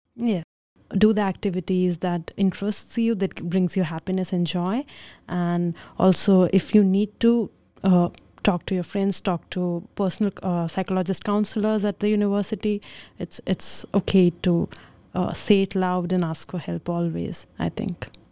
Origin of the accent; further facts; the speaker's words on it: India; moved away as an adult; now in Netherlands; being from India